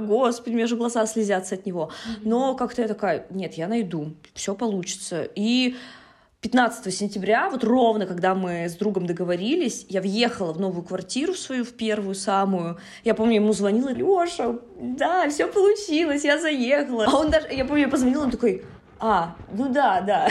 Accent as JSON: {"language": "Russian", "town": "Yaroslavl", "region": "Yaroslavl Oblast", "country": "Russia", "tie": "born or raised there", "moved": "as an adult", "lives_now": "Saint Petersburg, Russia", "said": "в Ярославль, да, в мой родной город"}